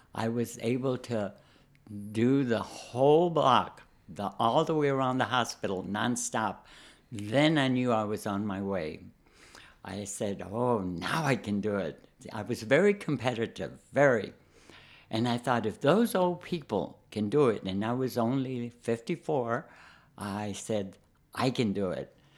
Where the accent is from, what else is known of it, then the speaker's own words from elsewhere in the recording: San Antonio, Texas, United States; moved away as an adult; also born or lived in Chicago; I'm from Texas. I'm from San Antonio. Uh, never saw snow.